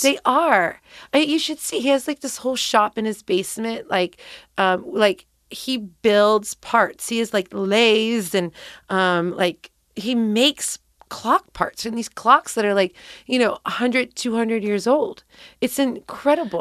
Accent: Cincinnati, Ohio, United States; moved away as an adult; also born or lived in San Francisco; I grew up right here in Cincinnati

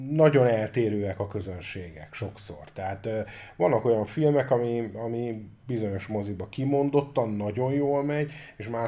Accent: Hungary; magyarok vagyunk

